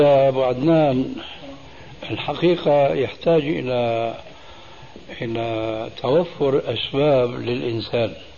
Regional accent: Syria; عندنا في سوريا

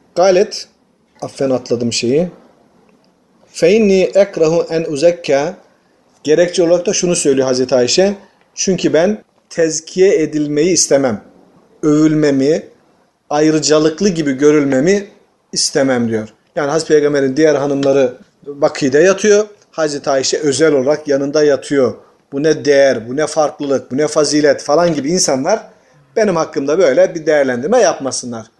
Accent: Tokat, Turkey; Tokat'ta iki tenekeye bir urukluğa diyoruz.

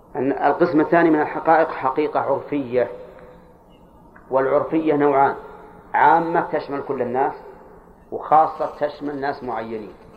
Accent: Al-Qassim, Saudi Arabia; عندنا في القصيم

